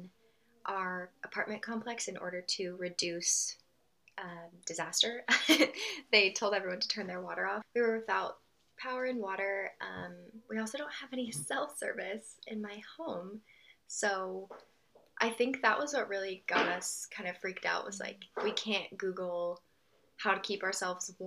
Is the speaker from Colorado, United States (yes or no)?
yes; Colorado, United States; now in Texas, United States; we're from Colorado